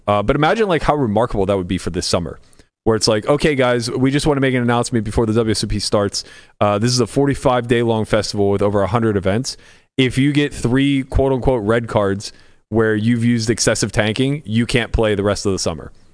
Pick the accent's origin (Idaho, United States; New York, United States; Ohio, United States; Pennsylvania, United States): Pennsylvania, United States; Pittsburgh; I grew up in Pittsburgh